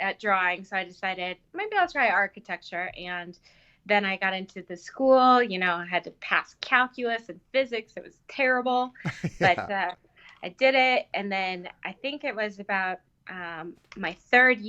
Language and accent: English; Wichita, Kansas, United States; moved away as an adult; also born or lived in Hong Kong; now in Denver, United States; I grew up in Wichita, Kansas.